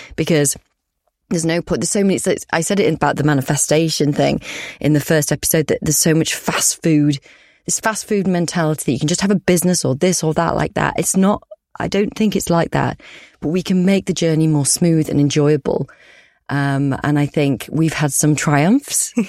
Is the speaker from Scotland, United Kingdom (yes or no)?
no; Yorkshire and the Humber, United Kingdom; we're both from Yorkshire, we're both Yorkshire girls